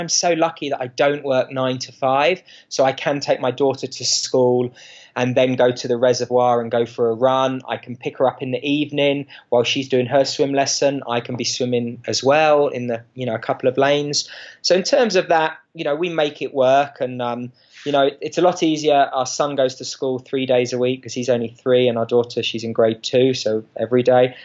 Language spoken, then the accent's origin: English; England, United Kingdom; moved away as an adult; now in Boulder, United States; growing up in England and the United Kingdom.